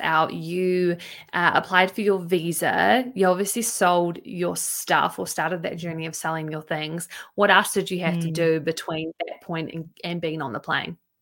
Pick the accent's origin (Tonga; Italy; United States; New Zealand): New Zealand; my circles that I've had growing up in New Zealand